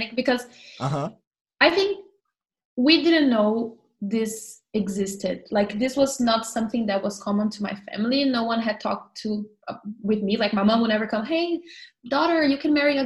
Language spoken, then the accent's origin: English; Brazil; moved away as an adult; now in New York, United States; I'm from Brazil, and I moved to New York. So, I live in New York now, awesome. And I moved here 2 years ago with my husband. We're both Brazilians.